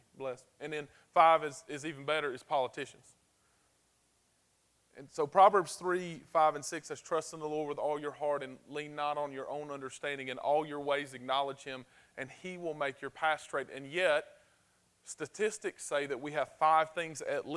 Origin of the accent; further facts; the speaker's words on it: the South, United States; We're from the South